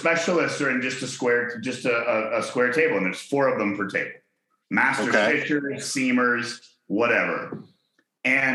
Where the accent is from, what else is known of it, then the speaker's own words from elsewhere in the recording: Chattanooga, Tennessee, United States; moved away; also born or lived in Hong Kong; I was born in Chattanooga